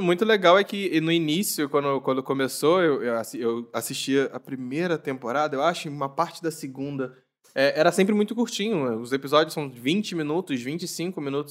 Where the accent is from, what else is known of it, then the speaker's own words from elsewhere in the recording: Rio de Janeiro, Brazil; eu sou do Rio